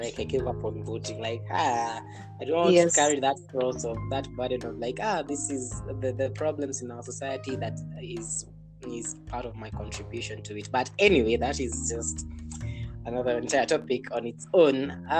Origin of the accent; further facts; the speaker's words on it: Kenya; I'm Kenyan